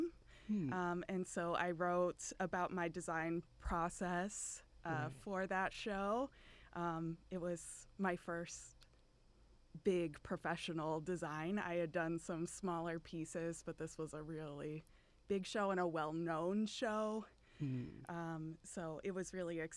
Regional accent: Ohio, United States; I grew up in Ohio

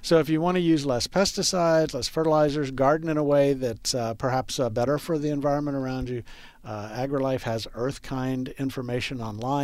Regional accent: Texas, United States; I grew up gardening in Texas

